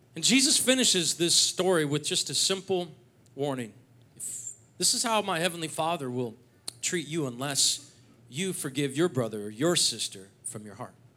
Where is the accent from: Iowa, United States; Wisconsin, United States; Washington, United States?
Washington, United States; Seattle; moved away as an adult; now in North Idaho, United States; I grew up in the Seattle area